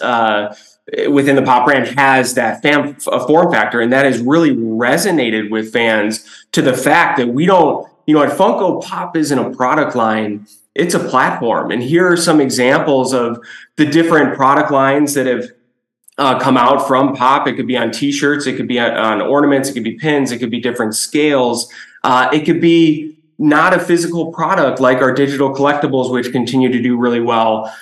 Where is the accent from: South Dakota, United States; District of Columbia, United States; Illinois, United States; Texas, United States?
Illinois, United States; Chicago; born and raised in Chicago, a kid in the 90s